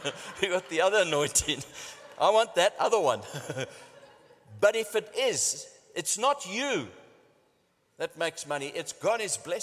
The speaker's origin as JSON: {"language": "English", "country": "South Africa", "said": "I'm from South Africa"}